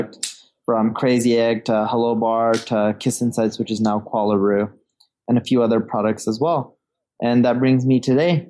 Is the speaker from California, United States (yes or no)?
yes; Orange County, California, United States; also born or lived in London; now in Seattle, United States; I grew up in Orange County. My parents decided to move to California, right? Orange County, California, when I was a little baby